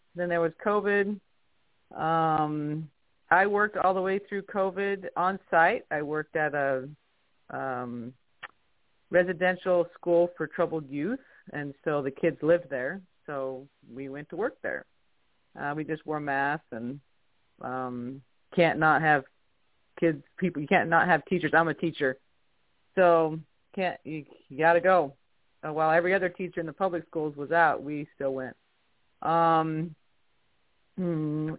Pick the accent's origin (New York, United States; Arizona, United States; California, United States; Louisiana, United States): Arizona, United States; moved away as an adult; also born or lived in Salt Lake City, Utah; now in St. George, United States; I'm from Arizona